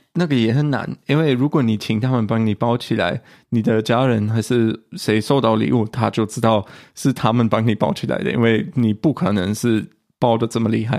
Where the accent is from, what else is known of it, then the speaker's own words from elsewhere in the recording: Germany; 我们德国人